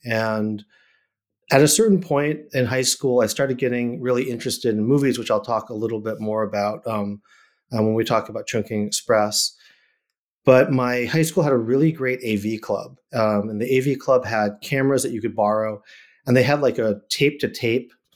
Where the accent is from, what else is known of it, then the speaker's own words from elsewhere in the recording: Randolph, Massachusetts, United States; also born or lived in Chicago, Illinois; now in Los Angeles, United States; that's where I grew up, is in Massachusetts, um, outside of Boston. This place called Randolph, uh, Mass